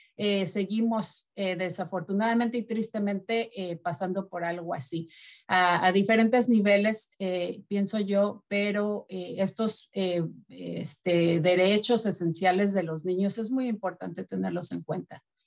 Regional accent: Mexico; moved away; de mi país, que es de México

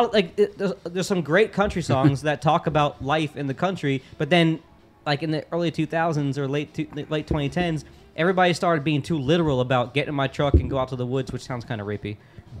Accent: Florida, United States; I mean, I grew up in Florida.

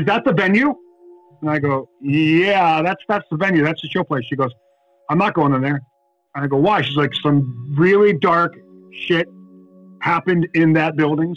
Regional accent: Buffalo, New York, United States; We're in Buffalo, New York, my hometown.

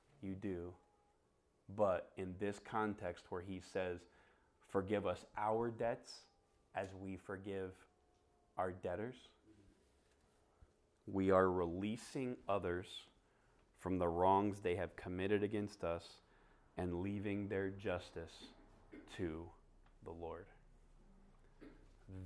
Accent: Florida, United States; now in Phoenix, United States; I was in Florida

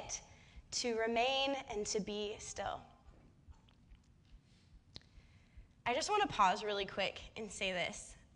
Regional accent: Bay Area, right outside of San Francisco, California, United States; moved away as an adult; now in Santa Cruz, United States; I grew up in the Bay Area in right outside of San Francisco

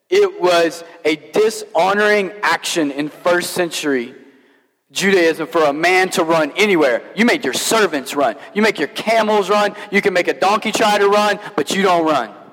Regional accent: Kentucky, United States; I, as I mentioned, I grew up in Kentucky, so most preachers in Kentucky preach the prodigal son as if like this man owned a farm.

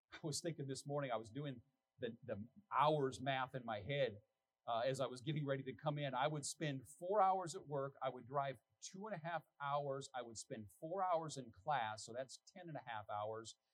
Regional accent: United States; as an American

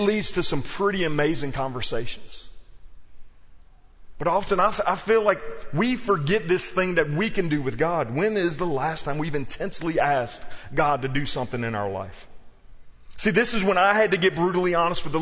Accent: South Louisiana, United States; moved away; also born or lived in New Orleans; I was raised in South Louisiana

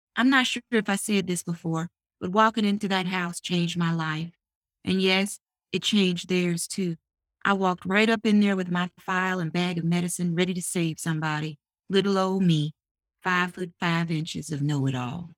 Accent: Memphis, Tennessee, United States; now in Washington, DC, United States; born and raised in Memphis, Tennessee.

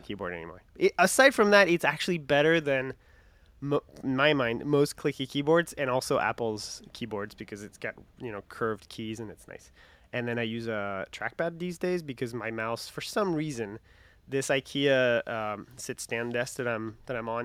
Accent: France; English is a second language; moved away as an adult; also born or lived in Winter Park, Florida, United States; I'm not American. I'm French

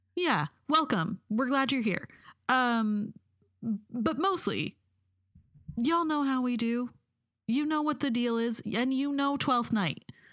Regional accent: Pacific Northwest, United States; I'm from the Pacific Northwest.

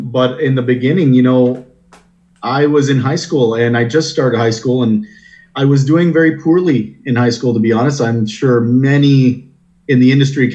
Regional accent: Windsor, Ontario, Canada; moved away as an adult; now in Toronto, Canada; So I'm born and raised in Windsor

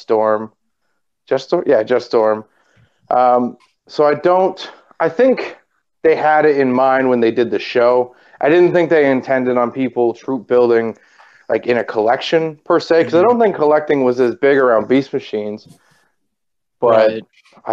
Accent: Canada; I'm Canadian

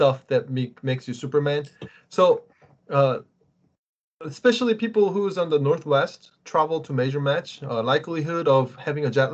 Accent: South Korea; moved away; when I was growing up in Korea

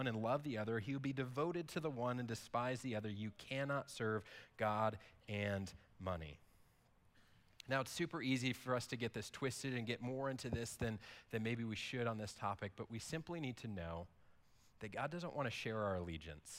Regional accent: United States; we as an American people

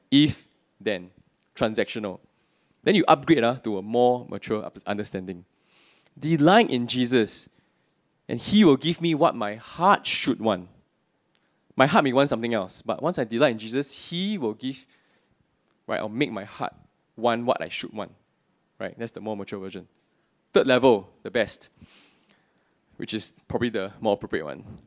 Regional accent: Singapore; I'm born and bred in Singapore, except for the few years I was working and studying overseas

